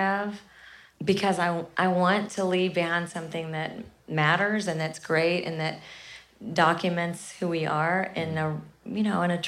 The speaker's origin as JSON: {"language": "English", "town": "Kennett", "region": "Missouri", "country": "United States", "tie": "born or raised there"}